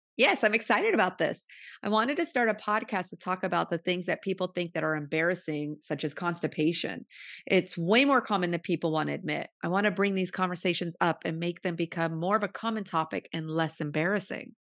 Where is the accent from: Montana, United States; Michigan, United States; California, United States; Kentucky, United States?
California, United States; Modesto; moved away as an adult; now in Pasadena, United States; I was born and raised in the Central Valley of Modesto, California